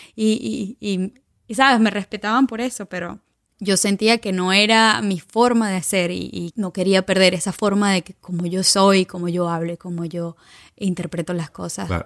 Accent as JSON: {"language": "Spanish", "country": "Venezuela", "also_born_or_lived": "Turin, Italy / Milan, Italy / London, United Kingdom", "moved": "yes", "lives_now": "San Francisco, United States", "said": "yo soy orgullosamente venezolana, venezolana"}